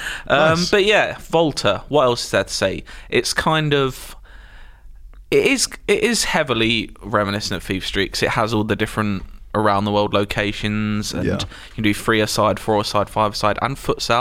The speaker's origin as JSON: {"language": "English", "country": "United Kingdom", "said": "we're British."}